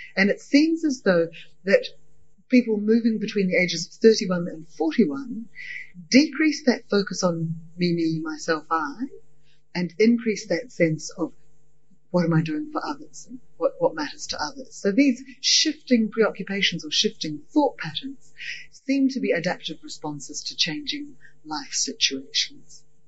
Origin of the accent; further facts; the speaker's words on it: Scotland, United Kingdom; also born or lived in New Zealand; now in Australia; I was raised initially in Scottish culture